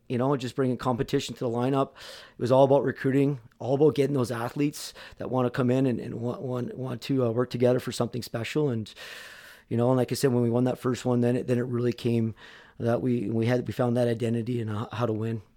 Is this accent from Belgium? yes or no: no; Fort McMurray, Alberta, Canada; moved away as an adult; also born or lived in Michigan; play for my hometown junior hockey